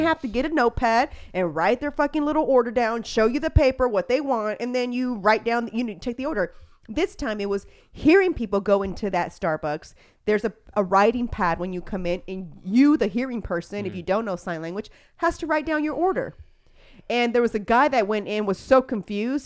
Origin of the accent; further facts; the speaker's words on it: Houston, Texas, United States; I am from Spring Branch, so I grew up driving up and down that.